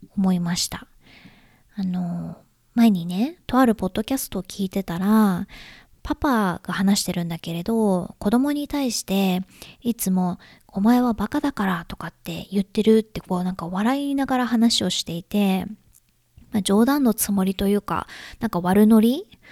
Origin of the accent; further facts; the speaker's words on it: Japan; now in United States; 私は日本人で